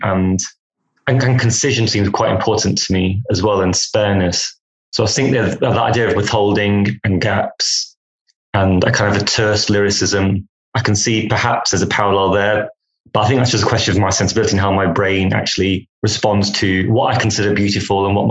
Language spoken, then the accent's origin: English; England, United Kingdom; my vexed relationship with England and my adolescence and growing up here